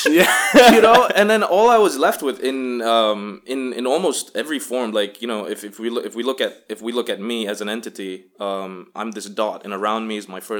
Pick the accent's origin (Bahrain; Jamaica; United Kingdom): Bahrain; growing up in American Mission Hospital, Bahrain, which is a tight knit at that point, multicultural but still very American community.